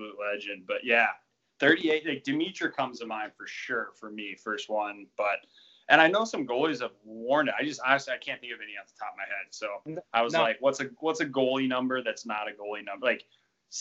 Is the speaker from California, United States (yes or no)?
no; St. Louis, Missouri, United States; growing up in St. Louis